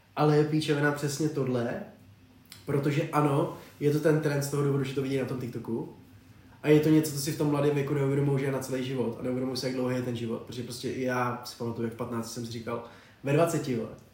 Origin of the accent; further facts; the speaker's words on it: Czechia; jako Čech